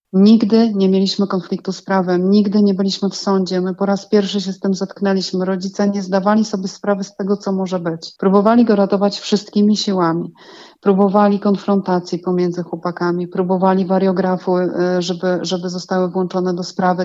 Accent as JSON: {"language": "Polish", "town": "Giżycko", "region": "Warmian-Masurian Voivodeship", "country": "Poland", "said": "u nas w Giżycku"}